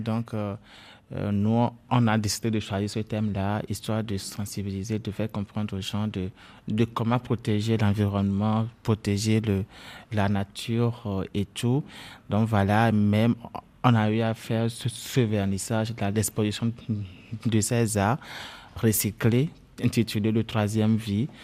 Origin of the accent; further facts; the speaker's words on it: Lomé, Maritime, Togo; chez nous à Lomé